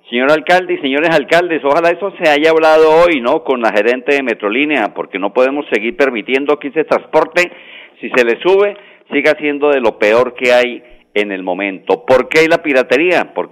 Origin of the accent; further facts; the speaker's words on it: Pamplona, Norte de Santander, Colombia; now in Bucaramanga, Colombia; Debo agradecer porque hace 40 años llegamos a esta ciudad bonita, a la ciudad de Bucaramanga. Venimos de la ciudad de Pamplona, la ciudad mitrada, la ciudad de la neblina, en el norte de Santander.